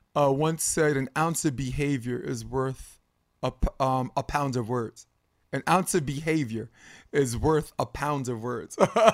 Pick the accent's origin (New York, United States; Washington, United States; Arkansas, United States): New York, United States; Brooklyn; In Brooklyn, I grew up in Brooklyn, we call it a switch.